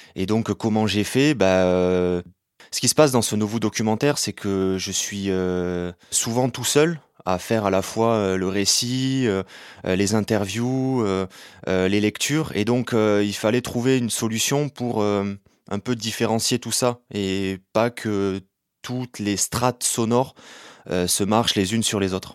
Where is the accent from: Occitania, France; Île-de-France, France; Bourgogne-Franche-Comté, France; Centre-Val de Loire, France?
Occitania, France; Béziers; je suis né à Béziers en 1991